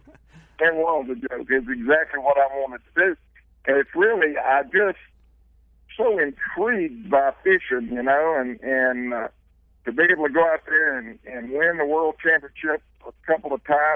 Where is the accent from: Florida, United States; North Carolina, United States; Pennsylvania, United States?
North Carolina, United States; moved away as an adult; now in South Carolina, United States; I grew up in North Carolina and moved to South Carolina just a few years ago